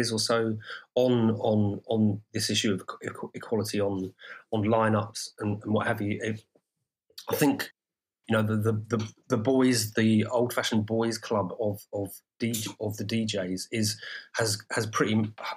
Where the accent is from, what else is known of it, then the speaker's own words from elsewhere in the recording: Brighton, South East England, United Kingdom; Brighton, my hometown